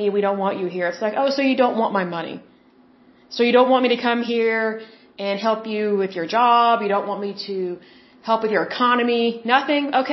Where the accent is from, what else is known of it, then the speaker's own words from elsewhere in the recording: Oklahoma, United States; moved away; also born or lived in Puerto Rico; I'm from Oklahoma, as you very well know, my lovely listeners. Here's the thing. Oklahomans, you know, I'm in Oklahoma City.